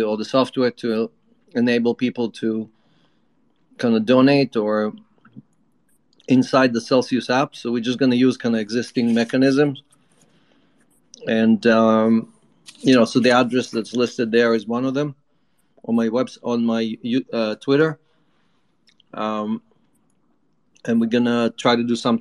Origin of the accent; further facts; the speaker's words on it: Chernivtsi, Chernivtsi Oblast, Ukraine; moved away; I was born in the Ukraine when it was still part of the USSR. I left in 1972, but obviously, I'm from a little town called Chernivtsi, which is close to the Moldova border.